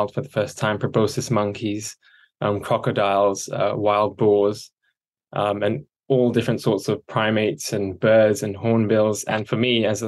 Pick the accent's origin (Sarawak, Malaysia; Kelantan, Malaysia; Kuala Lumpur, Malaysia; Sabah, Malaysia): Sabah, Malaysia; I grew up in Sabah in Borneo